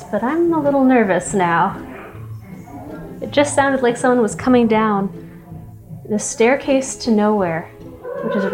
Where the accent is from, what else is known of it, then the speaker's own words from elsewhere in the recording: San Jose, California, United States; Growing up in San Jose